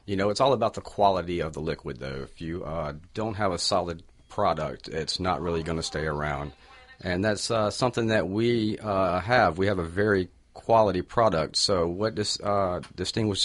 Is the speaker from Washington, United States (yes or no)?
no; Mississippi, United States; also born or lived in Austin, Texas; now in Florida, United States; I grew up in Mississippi, but moved to Florida by way of Austin, Texas.